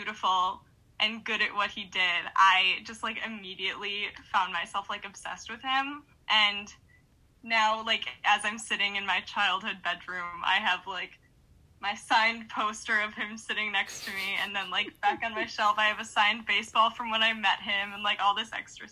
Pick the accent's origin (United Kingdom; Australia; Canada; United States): United States; Utica, Michigan; born or raised there